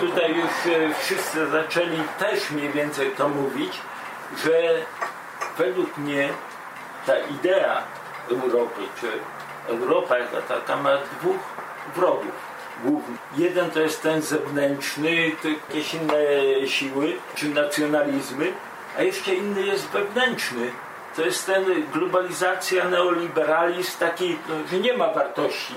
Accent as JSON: {"language": "Polish", "area": "near Białystok", "region": "Podlaskie Voivodeship", "country": "Poland", "moved": "yes", "lives_now": "Germany", "said": "pochodzę z prostej rodziny, pod Białego Stoku"}